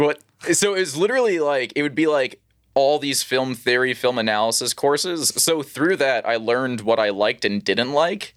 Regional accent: New York City, New York, United States; also born or lived in Long Island; the first, like, twelve years of my life were in Queens.

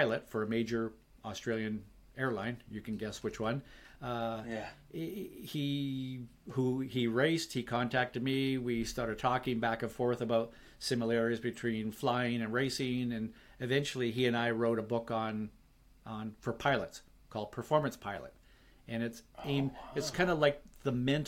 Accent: Vancouver, British Columbia, Canada; Vancouver, my hometown

